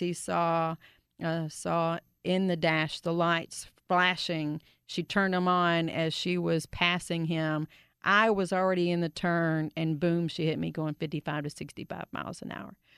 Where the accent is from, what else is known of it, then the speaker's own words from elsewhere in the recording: Grand Prairie, Texas, United States; I grew up in Grand Prairie